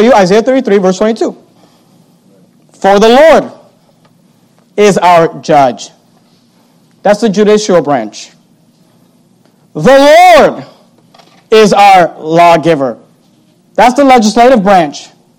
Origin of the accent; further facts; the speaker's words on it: United States; I'm not an American first and a Christian second. I'm a Christian, period.